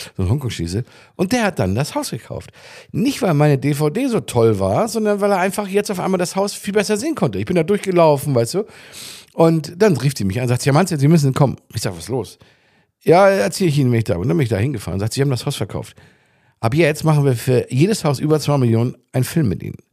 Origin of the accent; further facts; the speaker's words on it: Germany; moved away as an adult; also born or lived in Arenal, Mallorca, Spain; now in Spain; als Deutscher schon mal ganz äh, ganz fremd war. Ich war gerade frisch hier